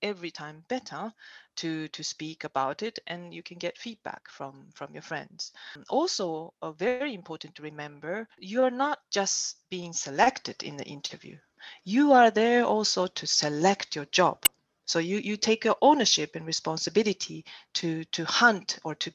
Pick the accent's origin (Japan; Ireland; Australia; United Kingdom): Japan; also born or lived in Germany; now in China; I'm Japanese